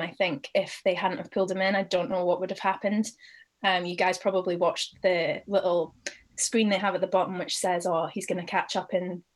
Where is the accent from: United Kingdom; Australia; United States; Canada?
United Kingdom; Aberdeen, Scotland; now in London, United Kingdom; I am from Aberdeen in Scotland